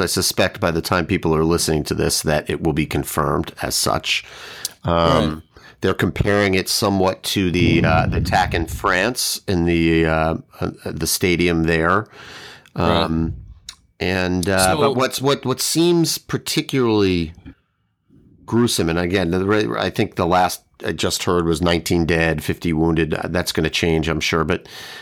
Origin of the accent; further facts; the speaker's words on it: New York, United States; accent: New York; I'm not Brooklyn Bronx, but people who talk to me know I come from New York